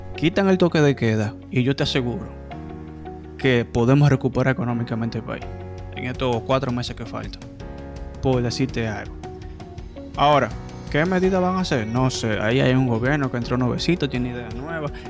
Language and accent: Spanish; Dominican Republic; como dominicanos nos gusta el can